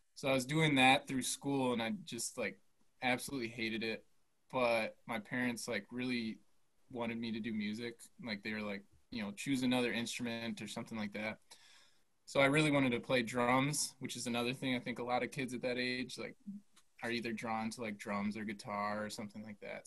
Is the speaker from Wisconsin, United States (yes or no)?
yes; Milwaukee, Wisconsin, United States; born and raised in Milwaukee, and then yeah, went to school here.